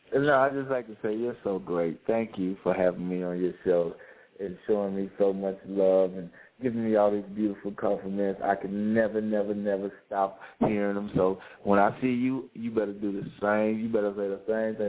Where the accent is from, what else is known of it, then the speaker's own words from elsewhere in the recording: Louisiana, United States; also born or lived in Monroe, Louisiana; now in Atlanta, United States; I'm from Louisiana